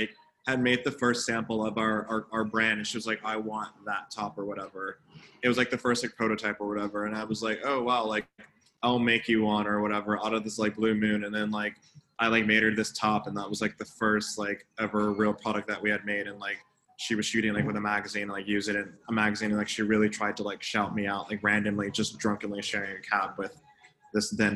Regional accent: Midwest, United States; I grew up knowing living in the Midwest

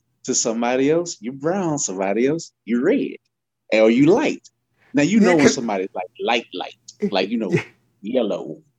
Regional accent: Louisiana, United States; I grew up in Louisiana.

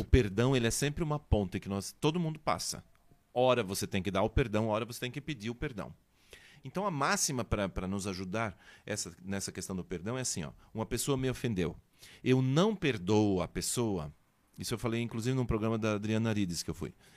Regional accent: São Bento do Sul, Santa Catarina, Brazil; moved away; Eu sou de São Bento

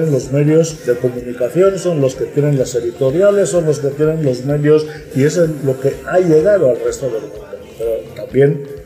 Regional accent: Equatorial Guinea; Siendo guineano, evidentemente tengo mucho más interés, mucha más razón para proponer ese diálogo, ese intercambio.

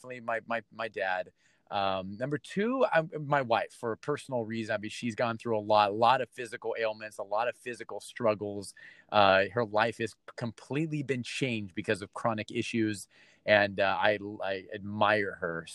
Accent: Torrance, California, United States; now in Tampa, United States; Born and raised in Torrance, right? California

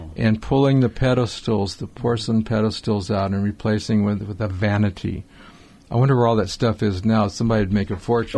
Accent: Highland Park, United States; I grew up in Highland Park

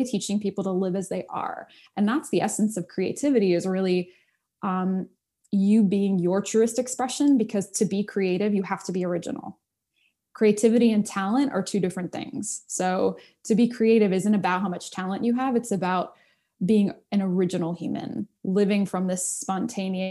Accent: United States; I'm an American kid from the suburbs, you know, didn't grow up with culture or anything like that.

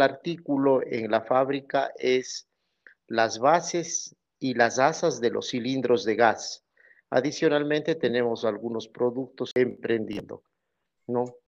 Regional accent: Cuenca, Azuay, Ecuador; Soy de Ecuador, de la ciudad de Cuenca

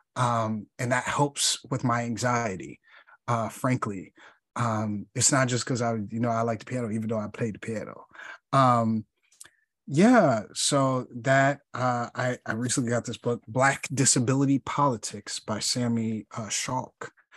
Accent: Chicago, Illinois, United States; I'm from Chicago

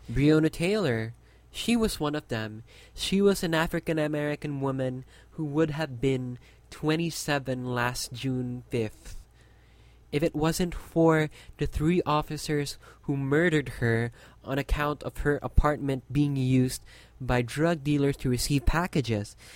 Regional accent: Philippines; my country

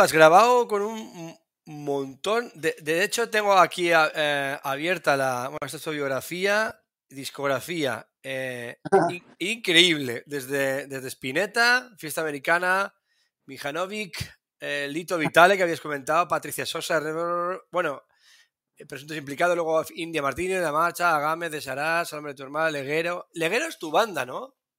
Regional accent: Spain; soy español y no vivo allí.

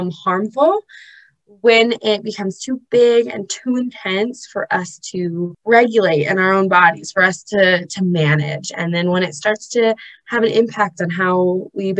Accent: Los Angeles, California, United States; now in Utah, United States; I'm originally from Los Angeles

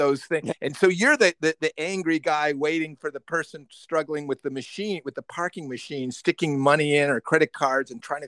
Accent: Midwest, United States; now in New York, United States; when I grew up in the Midwest

